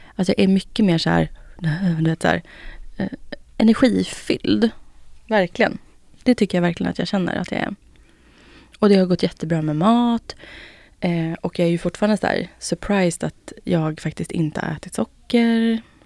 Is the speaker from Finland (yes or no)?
yes; Finland; Jag är finne